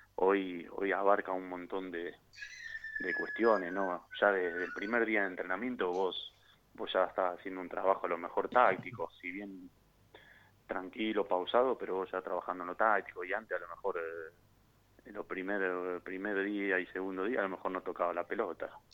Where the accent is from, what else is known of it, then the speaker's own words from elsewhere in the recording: Santa Eufemia, Córdoba, Argentina; moved away; also born or lived in Rosario; yo soy de un pueblito Santa Eufemia, provincia de Córdoba, un pueblo muy chiquito al sur de Córdoba